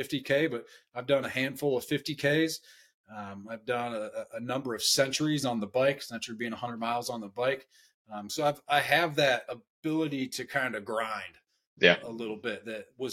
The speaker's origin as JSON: {"language": "English", "region": "Northeast Ohio", "country": "United States", "tie": "born or raised there", "said": "I grew up in Northeast Ohio, so it's as cold in the wintertime"}